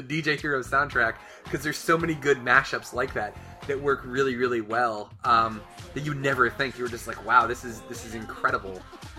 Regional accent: Northern Virginia, United States; it took me leaving Northern Virginia to feel like I was actually from Virginia.

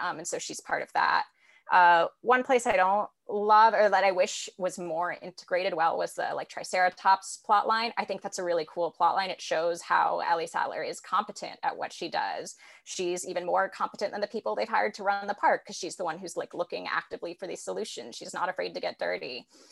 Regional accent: San Francisco, California, United States; I'm from San Francisco originally, born and raised here.

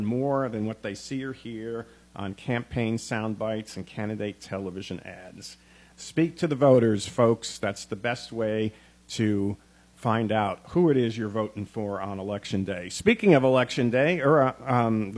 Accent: Gallatin, Tennessee, United States; my hometown of Gallatin

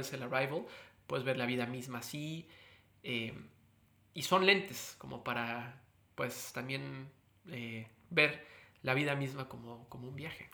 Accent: Mexico; moved away; como un mexicano con inmensos privilegios

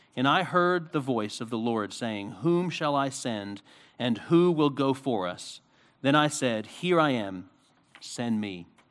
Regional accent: Philadelphia, Pennsylvania, United States; when I was a kid, um, growing up in Philadelphia, we used to have Romanian get-togethers

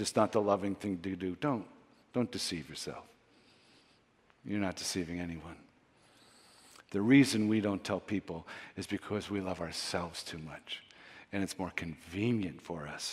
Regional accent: Canada; we're Canadian

